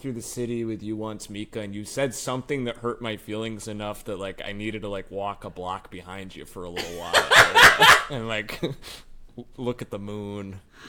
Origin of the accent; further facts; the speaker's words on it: Rochester, New York, United States; I'm from Rochester, New York.